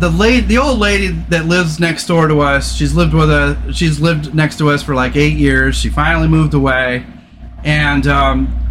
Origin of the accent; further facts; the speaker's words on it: California, United States; I grew up in California